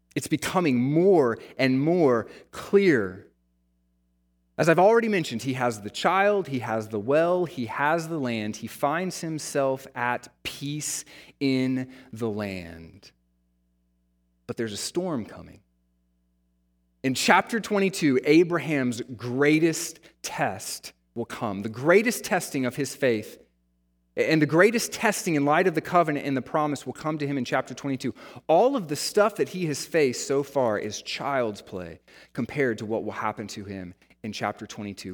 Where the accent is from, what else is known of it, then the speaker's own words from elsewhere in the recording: United States; the American church